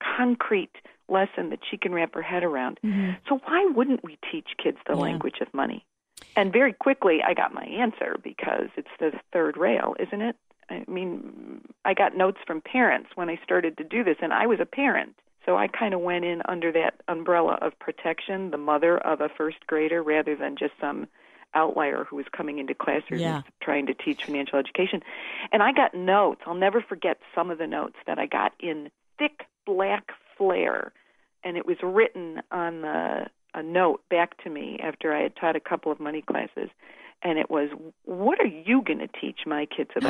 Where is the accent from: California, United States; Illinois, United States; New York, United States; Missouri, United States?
Illinois, United States; Chicago; moved away; I grew up in Chicago